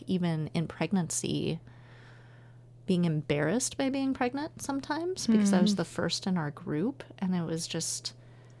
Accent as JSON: {"language": "English", "region": "Nebraska", "country": "United States", "tie": "born or raised there", "also_born_or_lived": "Southern California", "moved": "yes", "lives_now": "Portland, United States", "said": "I grew up in Nebraska"}